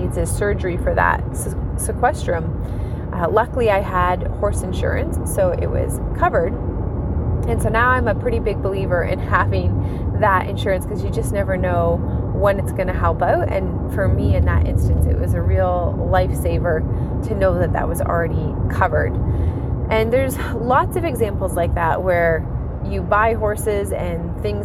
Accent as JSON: {"language": "English", "region": "Ontario", "country": "Canada", "said": "I'm from Ontario, Canada"}